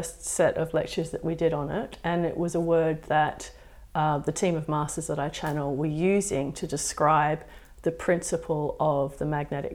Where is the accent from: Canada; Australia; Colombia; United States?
Australia; Perth, Western Australia; I'm born and bred in Perth.